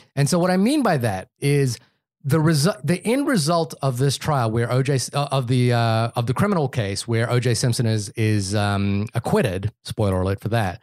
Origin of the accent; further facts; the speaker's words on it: New Zealand; moved away; growing up in New Zealand